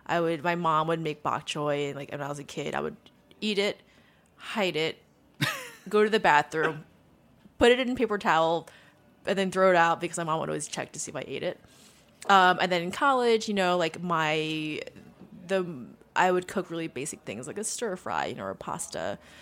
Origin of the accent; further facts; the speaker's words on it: Long Island, New York, United States; You know, it's funny. I've actually never been to a farm on Long Island.